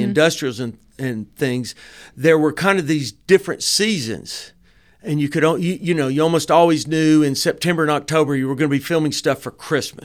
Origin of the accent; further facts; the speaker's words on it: Dalton, Georgia, United States; I'm also from Dalton